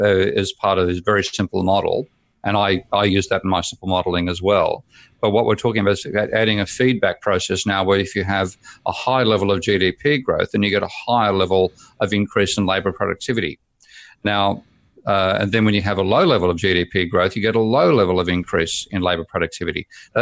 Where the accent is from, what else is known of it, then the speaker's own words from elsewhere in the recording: Australia; now in United Kingdom; from my perspective as a Aussie expat living there for 4 years, 5 years, and looking at it, I'm seeing a country turning into a third world economy